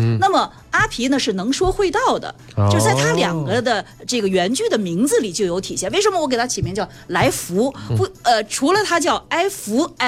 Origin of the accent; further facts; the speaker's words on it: China; 那么我们作为中国人，我们的理解是什么呢？